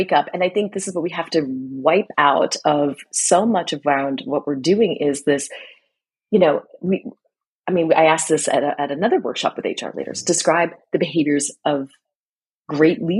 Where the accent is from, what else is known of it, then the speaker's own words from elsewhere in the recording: United States; accent: American; moved away as an adult; I am American. I've been living and working abroad for 18 years